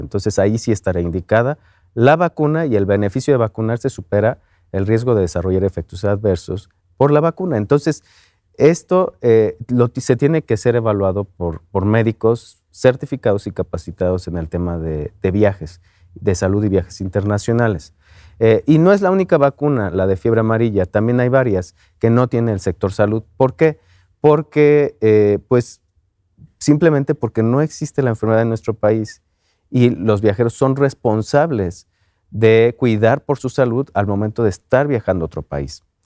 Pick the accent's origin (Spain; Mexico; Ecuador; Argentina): Mexico